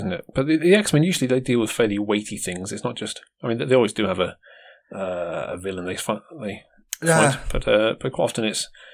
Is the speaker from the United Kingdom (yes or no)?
yes; United Kingdom; I'm British